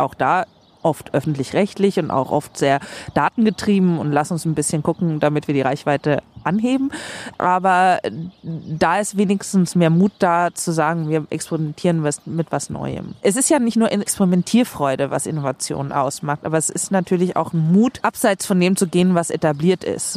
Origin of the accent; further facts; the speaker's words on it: Sweden; moved away as an adult; now in Germany; Ich bin in Schweden geboren und aufgewachsen.